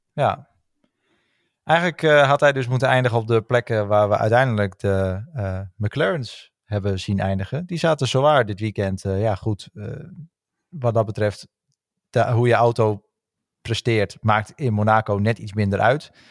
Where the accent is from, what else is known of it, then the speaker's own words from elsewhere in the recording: Netherlands; als Nederlanders zijnde